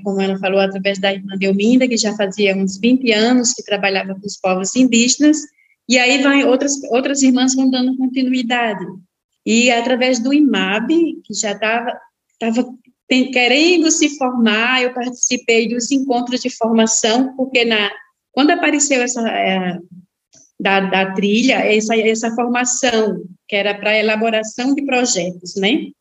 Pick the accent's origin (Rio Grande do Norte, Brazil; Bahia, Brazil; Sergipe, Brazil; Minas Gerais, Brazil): Rio Grande do Norte, Brazil; now in Santa Catarina, Brazil; sou natural do Rio Grande do Norte, né? Estou aqui em Santa Catarina em missão